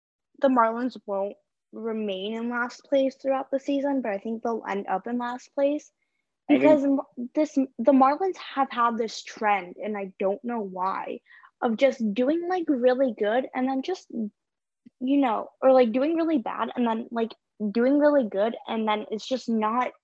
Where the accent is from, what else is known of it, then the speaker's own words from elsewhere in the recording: Florida, United States; I'm also from Florida